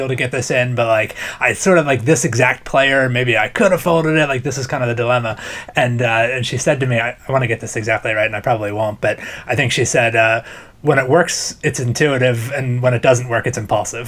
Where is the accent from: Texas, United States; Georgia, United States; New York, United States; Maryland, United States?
Maryland, United States; moved away; I'm from Maryland, pretty close to Maryland Live